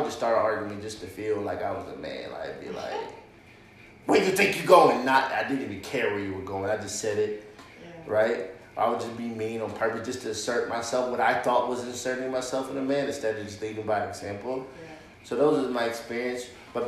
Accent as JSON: {"language": "English", "region": "East Coast", "country": "United States", "lives_now": "Arizona, United States", "said": "Hopefully, we're all from the East Coast, living in Arizona."}